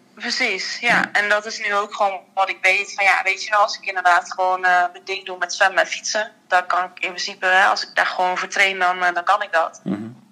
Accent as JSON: {"language": "Dutch", "country": "Netherlands", "said": "wij als Nederlanders"}